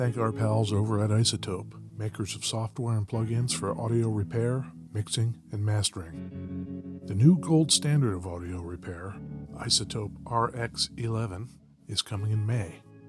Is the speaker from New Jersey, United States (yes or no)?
yes; New Jersey, United States; In my home state.